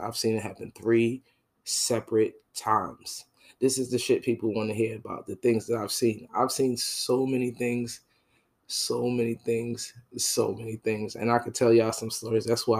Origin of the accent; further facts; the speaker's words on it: Northeastern United States, United States; now in Jacksonville, United States; I'm from the North, and New York and New Jersey is different. I live in Jacksonville, Florida.